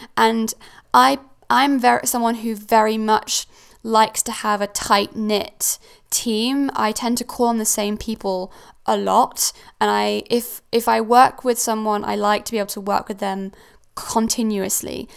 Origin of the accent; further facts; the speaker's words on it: Switzerland; also born or lived in Cornwall; now in United Kingdom; I am originally from Switzerland. I am not, well, I'm British, I have a British passport, but I, I grew up in Switzerland.